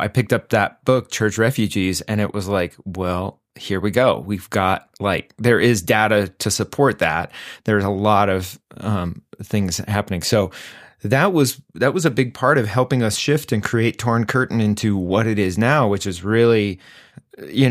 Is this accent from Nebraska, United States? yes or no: no; Greeley, Colorado, United States; University of Northern Colorado, my hometown in Greeley